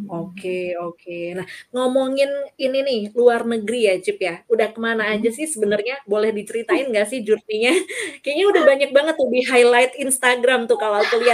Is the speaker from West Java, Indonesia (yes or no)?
no; Malang, East Java, Indonesia; kayak aku gede di Malang-Malang aja uh, lingkunganku hmm. gini-gini aja gitu kan